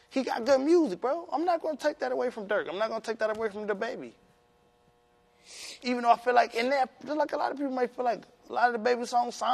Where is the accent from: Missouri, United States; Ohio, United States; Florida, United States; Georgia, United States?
Ohio, United States; Cleveland; … with bitch I'm from Cleveland.